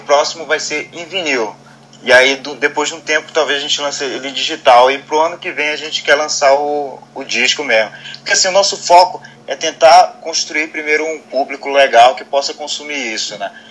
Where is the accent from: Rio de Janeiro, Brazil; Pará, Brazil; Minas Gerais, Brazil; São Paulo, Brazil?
Pará, Brazil; Belém; eu sou de Belém